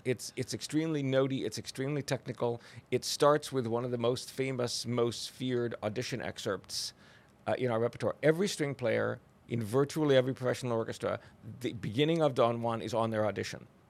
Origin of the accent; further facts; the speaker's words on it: Oregon, United States; now in Texas, United States; I'm from Oregon